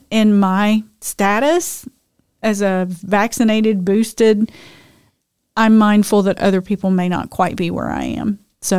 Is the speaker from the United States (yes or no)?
no; United Kingdom; I'm British. Come on.